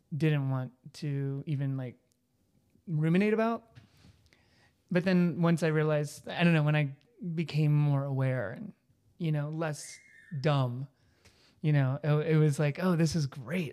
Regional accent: Texas, United States; moved away; growing up in Texas in the nineties

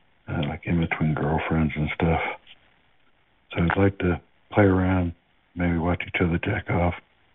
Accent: Georgia, United States; I'm from Georgia.

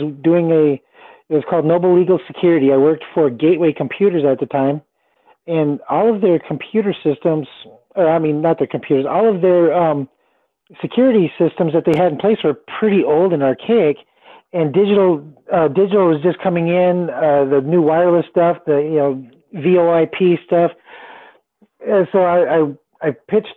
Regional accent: Fort Worth, Texas, United States; also born or lived in Willmar, Minnesota; I was born in Minnesota in a little town called Wilmer, Minnesota. Not real little, but small enough considering where I grew up in Texas, in Fort Worth and Dallas area.

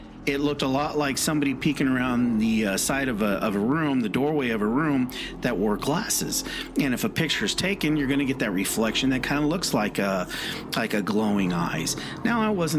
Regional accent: West Coast, United States; moved away; also born or lived in California; I'm originally from the West Coast, and I did live in California for a little while

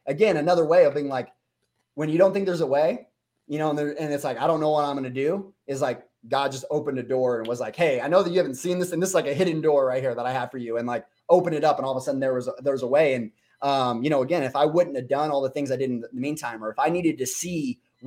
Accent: Las Vegas, Nevada, United States; I grew up in Vegas with a lot of people that, had, status or money

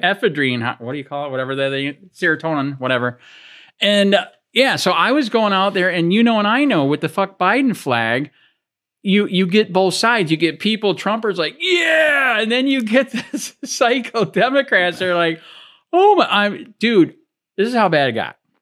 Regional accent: Michigan, United States; now in Florida, United States; I'm from Michigan

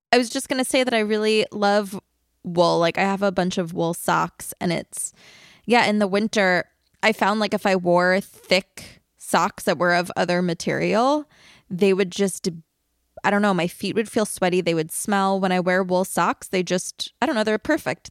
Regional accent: Long Island, New York, United States; I grew up on Long Island

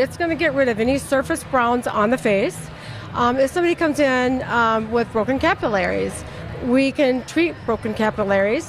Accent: Florida, United States; I grew up in Florida.

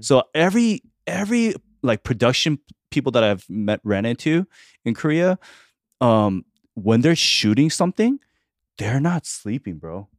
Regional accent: Argentina; moved away; I was born in Argentina

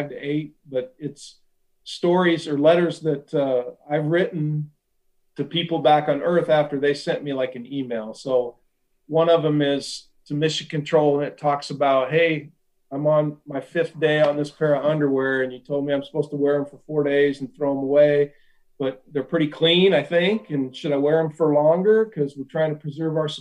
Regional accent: Ashland, Nebraska, United States; this kid from Ashland, Nebraska

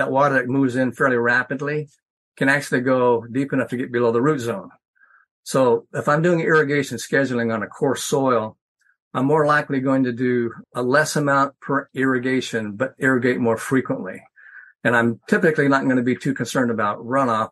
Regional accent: Western Nebraska, United States; moved away; also born or lived in Missouri; I grew up in Western Nebraska

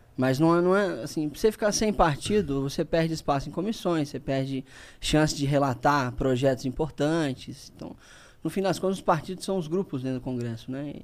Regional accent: Linhares, Espírito Santo, Brazil; eu voltei para Linhares, que é a minha cidade natal

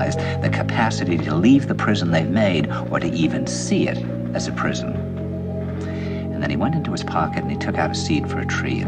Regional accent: New York, United States; And I said, "New York."

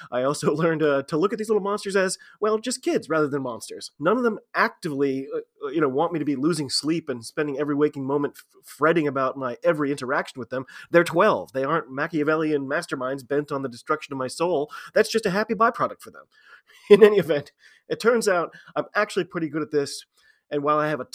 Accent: United States; I'm an American rugby fan

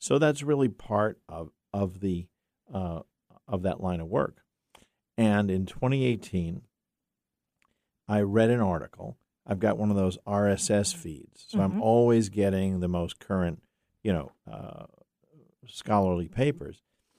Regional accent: New York, United States; I'm from New York.

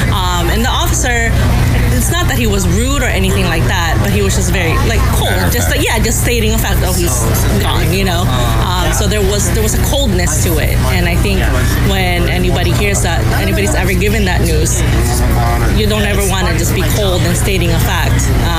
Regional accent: Woodland Hills, California, United States; Woodland Hills.

